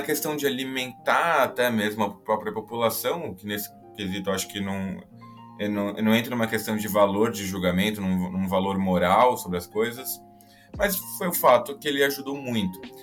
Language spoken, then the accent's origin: Portuguese; Portugal; voltando aqui para a minha terrinha, para Portugal